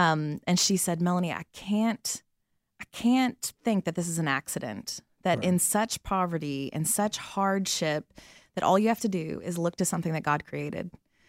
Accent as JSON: {"language": "English", "town": "Atlanta", "region": "Georgia", "country": "United States", "also_born_or_lived": "Birmingham, Alabama", "moved": "as an adult", "lives_now": "South Africa", "said": "I'm originally from Atlanta."}